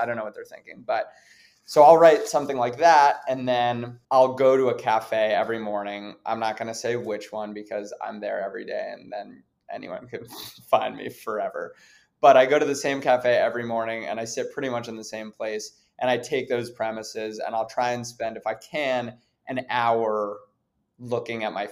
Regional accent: New York City, New York, United States; growing up in New York City, growing up around a lot of privilege

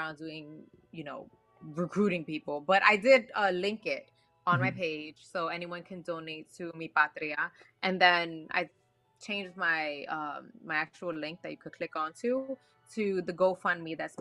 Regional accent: New York City, New York, United States; So I'm from New York. I'm from the Bronx. I'm Puerto Rican

